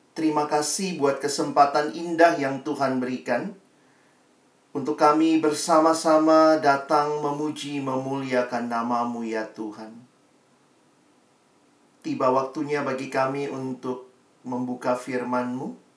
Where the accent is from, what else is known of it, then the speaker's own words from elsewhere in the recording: Makassar, South Sulawesi, Indonesia; Saya alumni dari SMA Negeri 1 di Makassar ya, bukan di Medan dan sekitarnya.